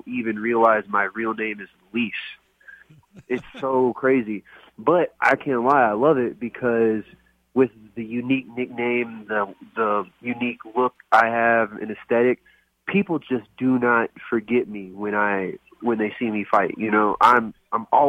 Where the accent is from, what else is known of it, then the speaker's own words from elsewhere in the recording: Little Rock, Arkansas, United States; also born or lived in Coconut Creek, Florida; I'm from Little Rock, Arkansas